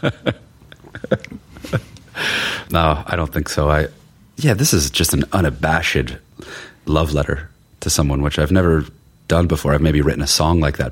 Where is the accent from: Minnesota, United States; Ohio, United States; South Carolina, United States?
Ohio, United States; Cuyahoga County; accent: Midwestern; moved away as an adult; now in Sweden; where I grew up was the one county, Cuyahoga County, that was it was blue